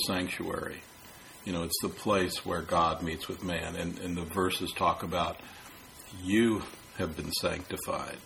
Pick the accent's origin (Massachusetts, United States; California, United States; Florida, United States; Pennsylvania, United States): California, United States; San Francisco; I'm from San Francisco. I have a right to call myself a San Franciscan because I was born there